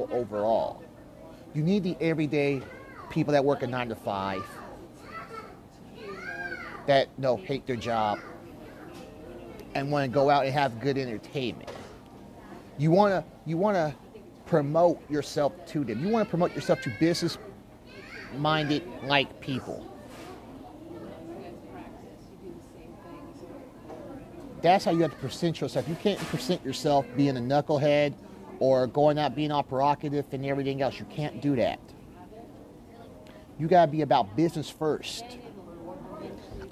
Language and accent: English; Kansas City, United States; also born or lived in Wichita, Kansas; I live here in Kansas City. This is my hometown.